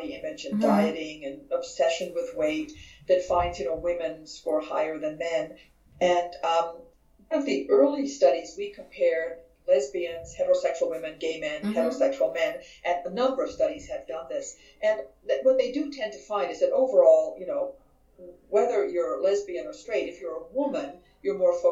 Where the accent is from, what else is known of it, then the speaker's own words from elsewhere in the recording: Vienna, Austria; now in San Diego, United States; I am originally from Vienna, Austria